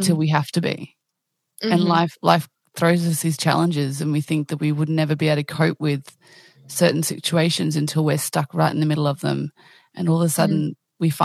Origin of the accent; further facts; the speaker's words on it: Australia; I'm Australian